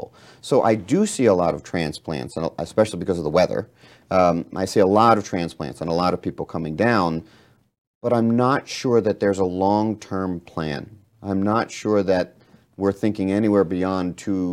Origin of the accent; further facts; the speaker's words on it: Philadelphia, Pennsylvania, United States; now in Florida, United States; growing up in Philadelphia